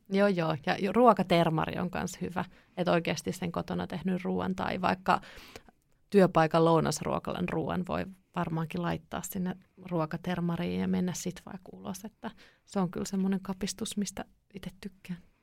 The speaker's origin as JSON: {"language": "Finnish", "town": "Kouvola", "region": "Kymenlaakso", "country": "Finland", "tie": "born or raised there", "also_born_or_lived": "Kuhmo, Kainuu", "said": "mä oon kotosin Kouvolasta"}